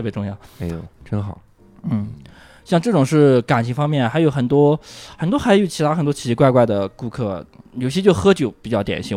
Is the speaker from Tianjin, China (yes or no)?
no; Huize, Yunnan, China; moved away; 我小的时候在农村